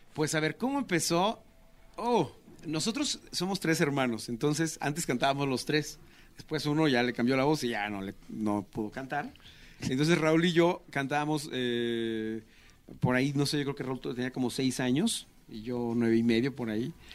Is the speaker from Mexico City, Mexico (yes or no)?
no; Tulancingo, Hidalgo, Mexico; somos hermanos, somos de Tulancingo Hidalgo y el estar cerca de la capital, pero pues ya en provincia, nos hizo crecer